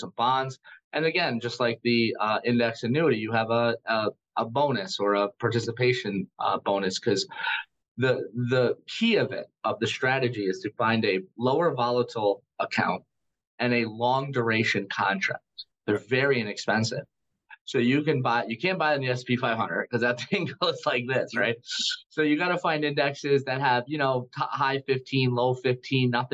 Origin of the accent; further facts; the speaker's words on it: United States; I am an American